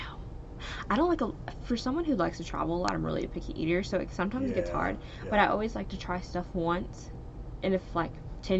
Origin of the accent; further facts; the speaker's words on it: Ballinger, Texas, United States; I'm from a small town. It's called Bellinger.